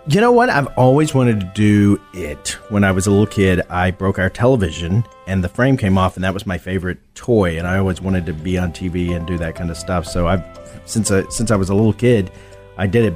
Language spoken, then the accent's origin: English; Texas, United States; moved away; I'm from Texas. Yes. Originally